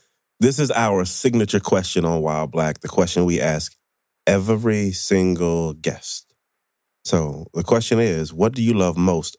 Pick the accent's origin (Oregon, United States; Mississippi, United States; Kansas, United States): Mississippi, United States; I grew up in Mississippi